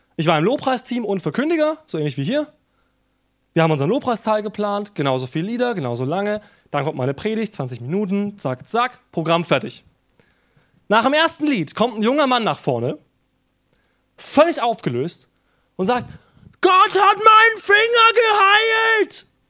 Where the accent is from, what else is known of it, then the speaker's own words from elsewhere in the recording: Germany; Wir sind als Deutsche